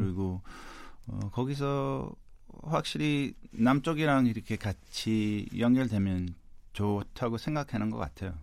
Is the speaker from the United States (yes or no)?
yes; United States; 저는 네. 이제 한국계 미국인이라서